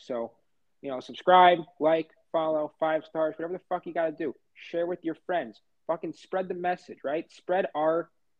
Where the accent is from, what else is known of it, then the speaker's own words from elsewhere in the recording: New York, United States; growing up in New York